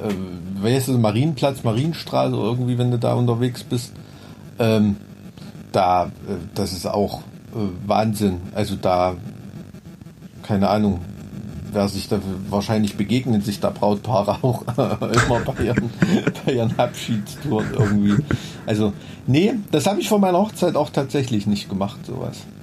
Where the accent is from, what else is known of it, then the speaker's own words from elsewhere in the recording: Blankenhain, Thuringia, Germany; now in Weimar, Germany; Ich komme eigentlich aus Blankenhain